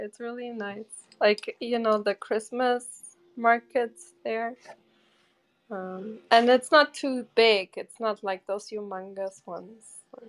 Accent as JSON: {"language": "English", "town": "Bochum", "region": "North Rhine-Westphalia", "country": "Germany", "tie": "born or raised there", "said": "I grew up in Bochum."}